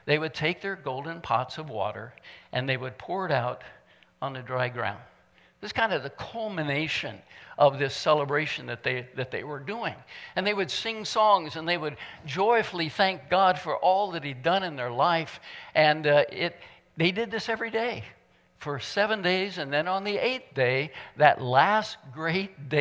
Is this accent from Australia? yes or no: no; Midwest, United States; moved away; I'm from the Midwest, and so do things a little bit differently sometimes. I even talk differently sometimes because